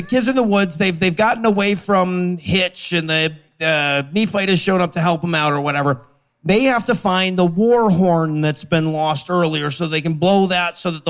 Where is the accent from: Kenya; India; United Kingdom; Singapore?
United Kingdom; Leeds, Yorkshire and the Humber; I'm growing up in Leeds.